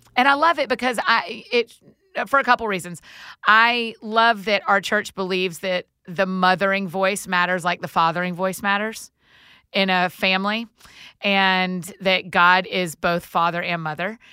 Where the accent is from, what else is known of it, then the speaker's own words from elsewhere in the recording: the South, United States; growing up in the South, it was just really special